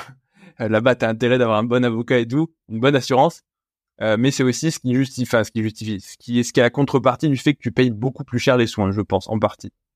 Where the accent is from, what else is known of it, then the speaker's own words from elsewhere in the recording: France; je suis français